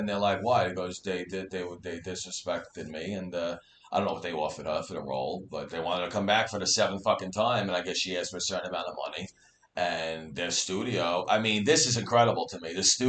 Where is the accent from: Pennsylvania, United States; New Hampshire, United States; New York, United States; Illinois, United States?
New York, United States; New York City; now in Staten Island, United States; I grew up in Brooklyn where people were getting shot every day and killed. That's why we had to move over here.